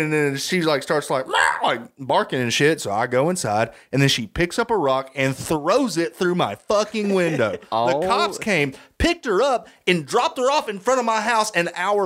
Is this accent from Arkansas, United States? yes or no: yes; Arkansas, United States; I'm from Arkansas